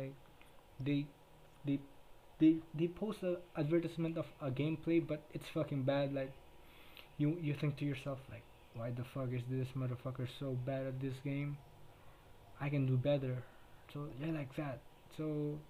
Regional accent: Philippines; first language Tagalog; English is a second language; everybody here speaks Filipino, everybody here speaks Tagalog, so yeah, I speak in fucking in my native tongue

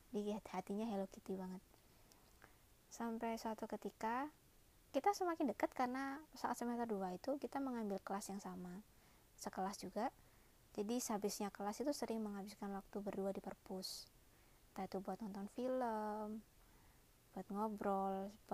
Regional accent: Malang, East Java, Indonesia; uh, kebetulan aku orang Malang ya dia tanya eh emang kalau orang Malang itu ngomongnya suka dibalik-balik ya

